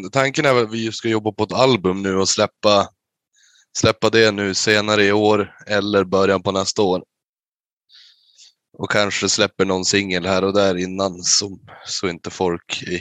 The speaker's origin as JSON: {"language": "Swedish", "town": "Umeå", "region": "Västerbotten County", "country": "Sweden", "said": "Ja, vi härstammar från Umeå."}